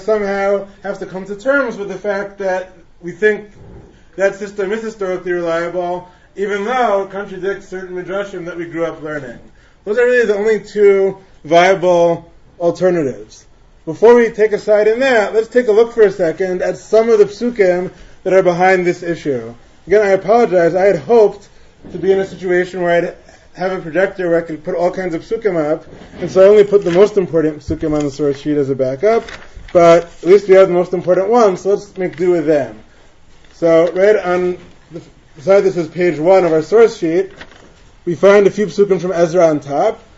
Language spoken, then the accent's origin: English; Teaneck, New Jersey, United States; I grew up in Teaneck